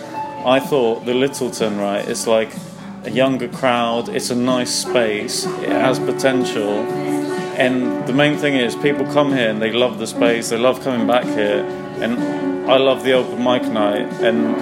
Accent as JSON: {"language": "English", "region": "London", "country": "United Kingdom", "tie": "born or raised there", "said": "I was born and raised in London, North London boy"}